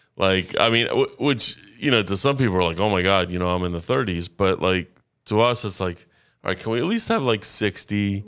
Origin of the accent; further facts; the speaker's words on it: Boca Raton, Florida, United States; not only am I a native Floridian, I've been in Boca since four years old.